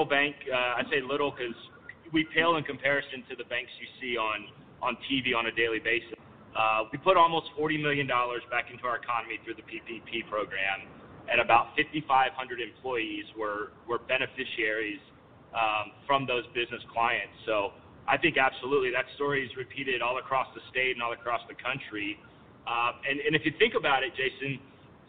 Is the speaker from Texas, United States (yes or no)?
yes; Kingsville, Texas, United States; my hometown of Kingsville with Kleberg Bank